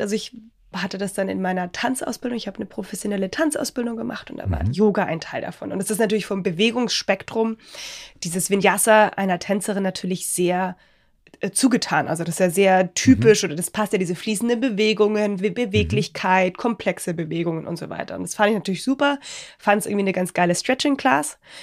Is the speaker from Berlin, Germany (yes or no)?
no; Bavaria, Germany; wie man bei uns in Bayern sagt